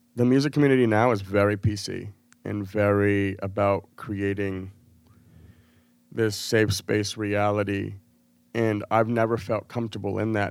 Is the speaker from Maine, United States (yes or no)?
yes; Portland, Maine, United States; moved away as an adult; also born or lived in Massachusetts / Chicago / Denver / Los Angeles; I was born in Portland, Maine, like, I grew up in New England